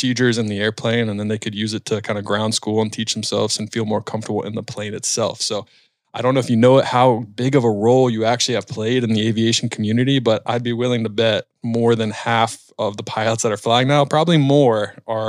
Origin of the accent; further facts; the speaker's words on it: the South, United States; I'm from the South as well